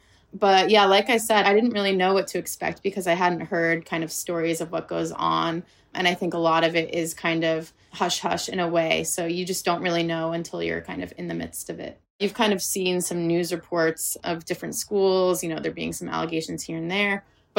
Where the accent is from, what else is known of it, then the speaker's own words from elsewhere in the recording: New York, United States; now in California, United States; I came here from New York. So I hadn't really been exposed to it.